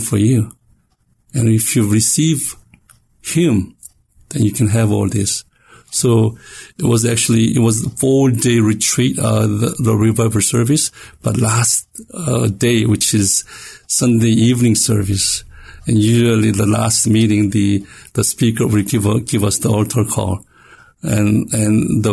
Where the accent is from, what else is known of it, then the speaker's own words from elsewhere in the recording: South Korea; moved away; I was born and raised in Korea